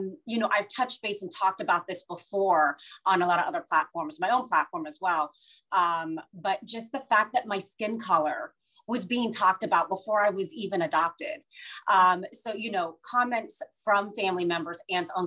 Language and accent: English; Ohio, United States; born or raised there; also born or lived in India / Boston, United States